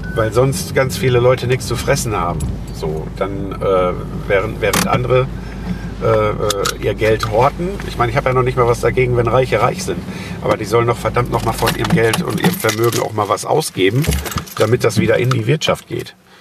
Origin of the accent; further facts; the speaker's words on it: Germany; das Land, wo ich lebe, wo ich geboren bin, wo ich aufgewachsen bin